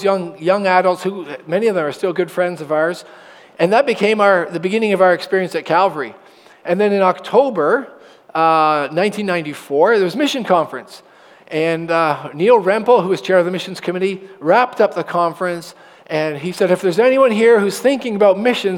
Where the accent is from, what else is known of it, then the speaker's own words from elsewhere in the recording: Oshawa, Ontario, Canada; And I was born in Oshawa General Hospital. My parents lived on Taunton Road by a Sinclair Public School, the little one that used to be there. And I went to Emmanuel Christian School for 8 years and graduated in grade 8